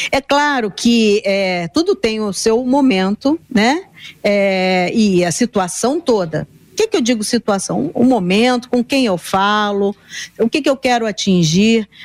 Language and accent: Portuguese; Rio de Janeiro, Brazil; É, os surfistas, eu me lembro, eu sou do Rio, mas não era surfista, né?